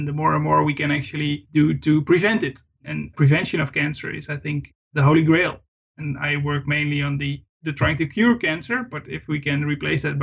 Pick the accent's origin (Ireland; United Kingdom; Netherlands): Netherlands; I was raised, brought up in quite a rural part of the Netherlands.